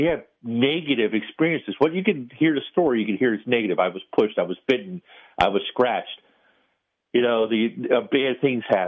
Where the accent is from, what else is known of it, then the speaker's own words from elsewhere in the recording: Baltimore, Maryland, United States; my hometown of Baltimore City